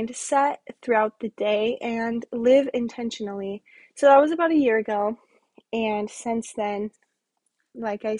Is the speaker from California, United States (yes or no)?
no; Wyoming, United States; now in Las Vegas, United States; I'm from Wyoming and I currently live in Las Vegas with my boyfriend